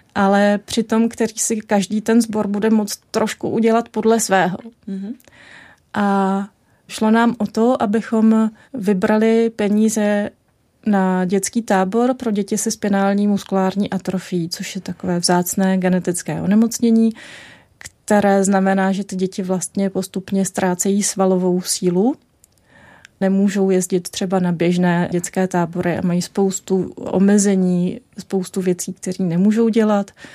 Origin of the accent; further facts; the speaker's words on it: Czechia; jsem byla chudá česká studentka na Erasmu